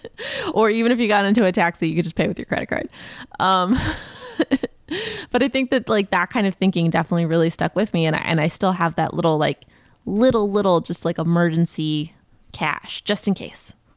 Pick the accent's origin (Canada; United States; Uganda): United States; the South; moved away; I grew up in the South